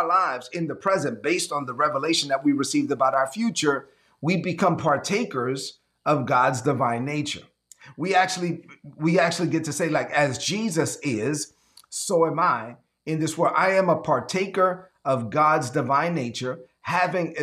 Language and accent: English; New York City, New York, United States; When I was growing up in Brooklyn, there were a lot of people around me. This was in the 70s and 80s.